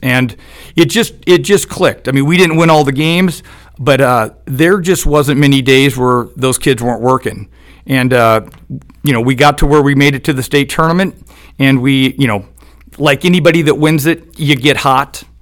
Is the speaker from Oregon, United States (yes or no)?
yes; Eugene, Oregon, United States; I'm from Eugene, Oregon